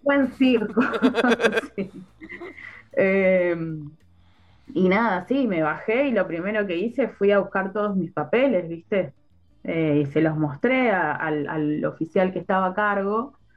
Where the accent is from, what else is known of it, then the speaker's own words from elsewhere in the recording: Neuquén, Argentina; also born or lived in Plotier; yo soy de acá de Neuquén, nací acá